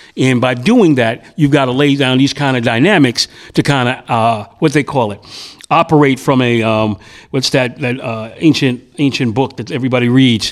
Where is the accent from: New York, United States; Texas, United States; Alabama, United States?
New York, United States; New York City; also born or lived in Bedford-Stuyvesant, Brooklyn; I moved into the Bed Stuy area from my hometown of Prospect Heights